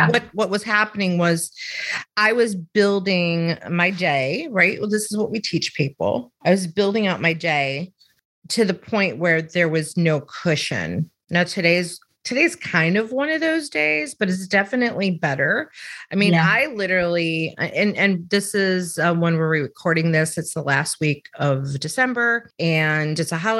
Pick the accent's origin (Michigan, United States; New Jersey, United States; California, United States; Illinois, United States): Illinois, United States; Chicago; moved away; also born or lived in the South; I'm from Chicago, which is the northern part of the country, or the Midwest part of the country